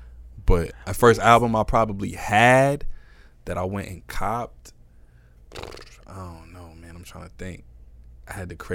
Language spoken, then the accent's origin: English; New York City, New York, United States; I'm from Woodside